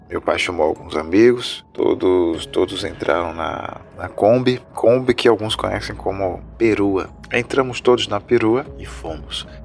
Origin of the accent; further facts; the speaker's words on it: Ribeirão Preto, São Paulo, Brazil; now in Recife, Brazil; E eu sou natural da cidade de Ribeirão Preto, São Paulo, que fica cerca de 4 horas da capital. E eu vim para Recife em 2007, se eu não me engano.